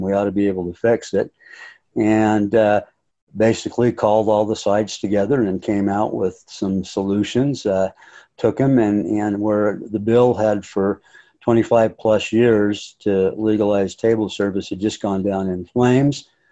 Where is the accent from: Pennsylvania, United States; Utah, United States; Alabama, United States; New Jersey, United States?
Utah, United States; North Ogden; also born or lived in Hawaii / Brazil / Colorado / California; I was born and raised in North Ogden, uh, spent virtually my entire life here